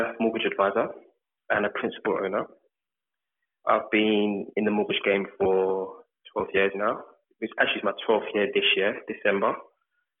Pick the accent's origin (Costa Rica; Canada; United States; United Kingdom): United Kingdom; London; also born or lived in Birmingham; I grew up in North London, Edmonton.